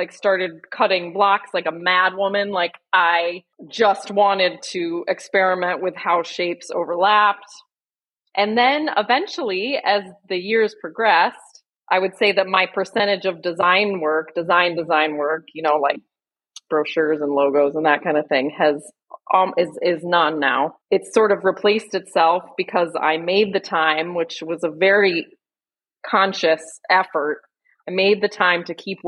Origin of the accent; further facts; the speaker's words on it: Burlington, Vermont, United States; I'm from Burlington, Vermont